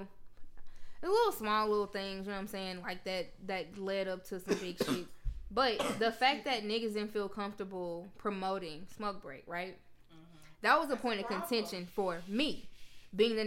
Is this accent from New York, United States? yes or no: no; Memphis, Tennessee, United States; we went to Tennessee State, but I'm from Memphis